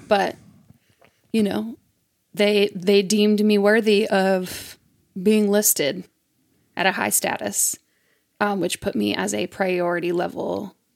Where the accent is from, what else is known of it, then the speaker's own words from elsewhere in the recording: Mississippi, United States; it's my home state